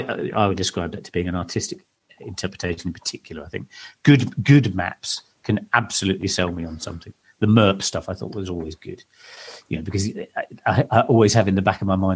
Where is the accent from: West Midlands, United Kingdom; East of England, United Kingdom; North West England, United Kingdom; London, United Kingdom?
East of England, United Kingdom; I did tell you I grew up in Suffolk, didn't I?